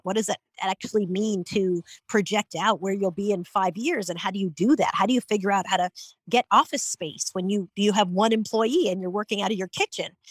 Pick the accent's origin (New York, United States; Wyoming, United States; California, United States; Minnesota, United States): New York, United States; St. James; I grew up in St. James, Long Island, New York